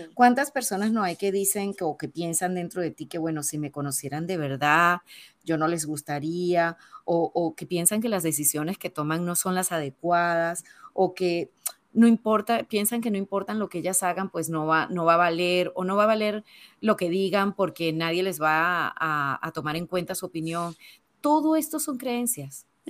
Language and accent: Spanish; Venezuela; moved away as an adult; also born or lived in Spain; now in Panama; yo nací pues, en Venezuela. Llevo veintipico de años ya fuera del país donde nací